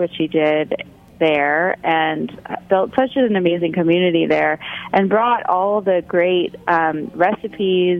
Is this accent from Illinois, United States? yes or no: no; New York, United States; moved away as an adult; also born or lived in San Francisco; growing up in New York